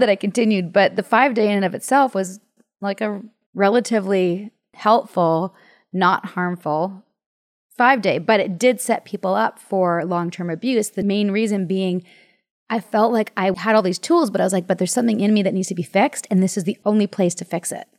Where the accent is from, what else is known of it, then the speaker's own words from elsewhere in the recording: Canada; I'm from Canada